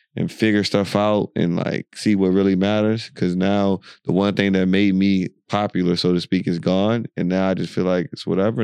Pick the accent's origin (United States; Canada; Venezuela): United States; moved away as an adult; now in United Arab Emirates; the America you and I grew up in and lived